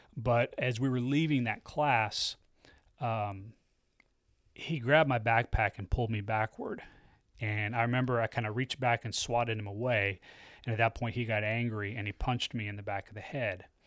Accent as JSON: {"language": "English", "country": "United States", "said": "I'm an American, so I'm a Christian"}